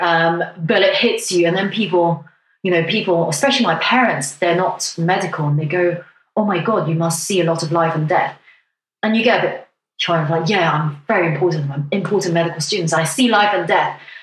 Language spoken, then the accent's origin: English; Hong Kong; now in United Kingdom; I come from Hong Kong